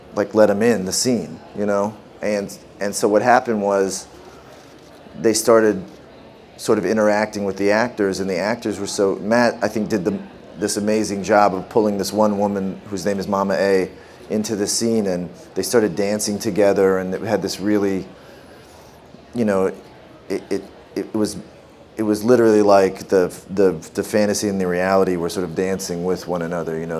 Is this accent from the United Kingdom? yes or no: no; Canada; growing up in Canada